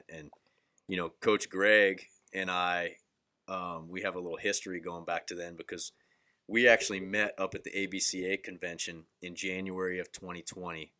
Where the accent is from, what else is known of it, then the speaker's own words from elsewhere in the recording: Daytona Beach, Florida, United States; I'm from Central Florida, Daytona, Daytona Beach area